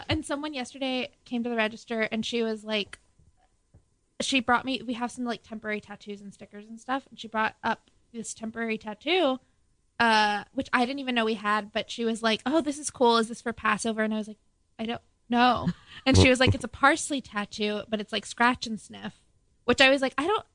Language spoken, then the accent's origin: English; California, United States; I'm from California